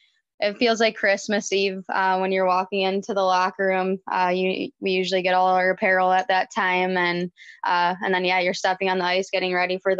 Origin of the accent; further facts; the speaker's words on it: Livonia, Michigan, United States; I grew up in Livonia, Michigan